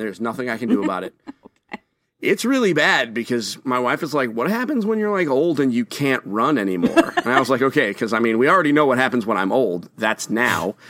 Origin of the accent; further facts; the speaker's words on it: Bangor, Maine, United States; I was born in Bangor, Maine